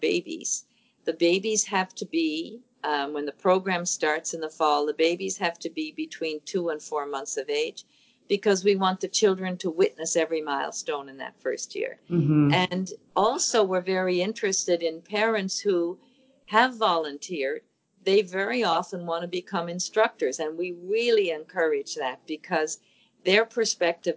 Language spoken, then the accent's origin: English; St. John's, Newfoundland and Labrador, Canada; I grew up in St. John's, Newfoundland, and only boys had paper routes.